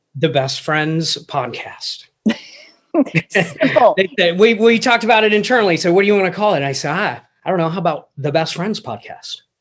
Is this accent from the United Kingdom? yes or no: yes; England, United Kingdom; moved away; I grew up in England